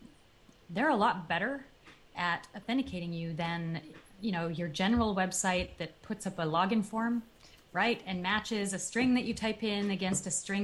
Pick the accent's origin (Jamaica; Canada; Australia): Canada; now in United States; a Canadian, so I'm originally from Canada.